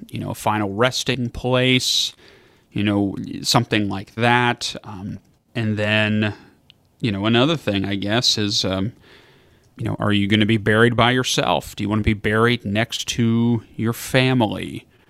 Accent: Kentucky, United States; moved away; I'm from Kentucky originally

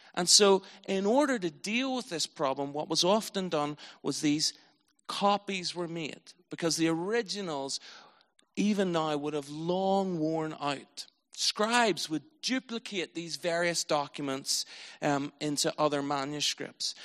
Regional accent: Northern Ireland, United Kingdom; I was from Northern Ireland

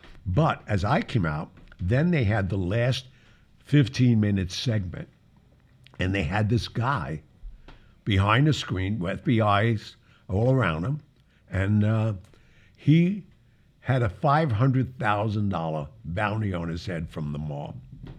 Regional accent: New York City, New York, United States; I was from Mulberry Street, Precious Blood Church, my whole life. I didn't get to the Bronx until later on in life.

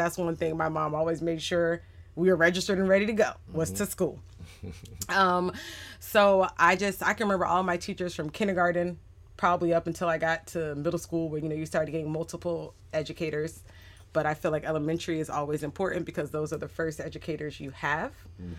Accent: Sumter, South Carolina, United States; born there; I was born in Sumter, South Carolina. Military person. My dad's retired military Air Force. So kind of a military brat here, there, and everywhere.

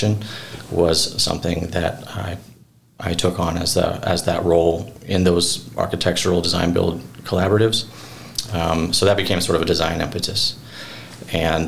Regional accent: Cobden, Illinois, United States; also born or lived in Providence, Rhode Island; I grew up here in Cobden.

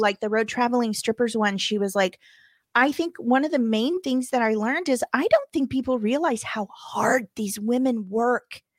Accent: Missouri, United States; moved away; my home state

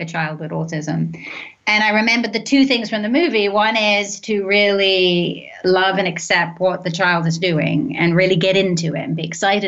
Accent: London, United Kingdom; moved away as an adult; now in United States; I grew up in London.

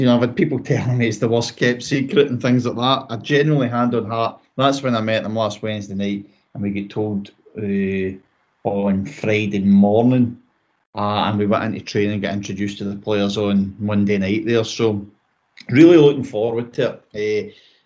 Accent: Kilsyth, Scotland, United Kingdom; it's my hometown club. It's where I've been brought up.

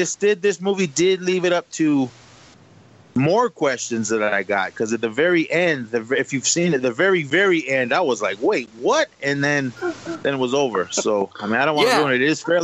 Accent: United States; me being Native American

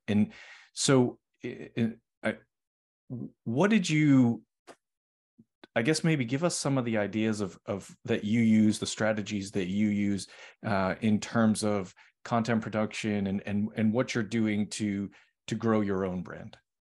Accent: Boston, Massachusetts, United States; moved away; I'm originally from Boston.

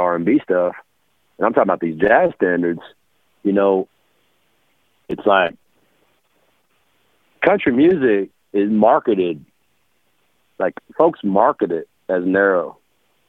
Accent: South Texas, United States; also born or lived in Dallas, Texas / New Orleans, Louisiana / Louisiana; coming from deep South Texas, being raised in South Texas and Dallas area and New Orleans, growing up in Louisiana

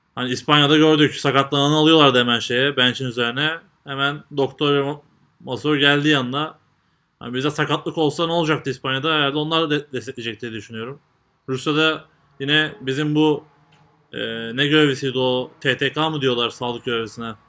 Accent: Turkey

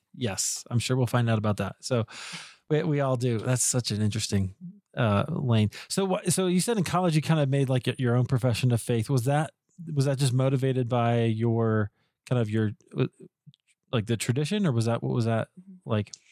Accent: Des Moines, Iowa, United States; I grew up in Iowa, I grew up in Des Moines

